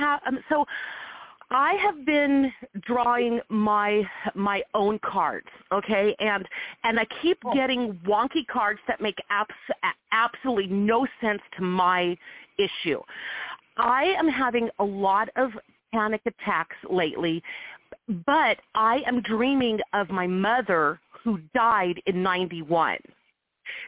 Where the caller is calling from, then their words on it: Nevada, United States; I am calling from Nevada.